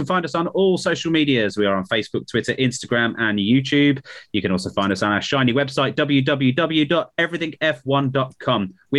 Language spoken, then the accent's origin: English; Birmingham, West Midlands, United Kingdom; I'm a Brummie, by the way. That's why I remember.